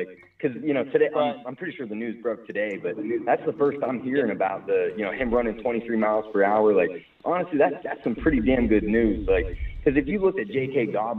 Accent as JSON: {"language": "English", "town": "Meadville", "region": "Pennsylvania", "country": "United States", "said": "I'm actually like an hour below Erie. Like, if you know... Right around kind of like where Meadville, Pennsylvania is. That's right about like where I'm located at, yeah."}